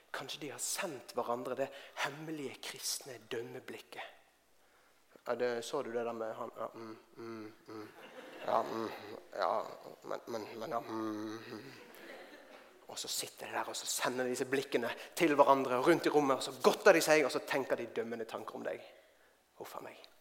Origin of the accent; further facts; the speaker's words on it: Bergen, Vestland, Norway; moved away as an adult; now in Oslo, Norway; Jeg kommer fra Bergen. Jeg har bodd i Oslo i over eh, tolv år.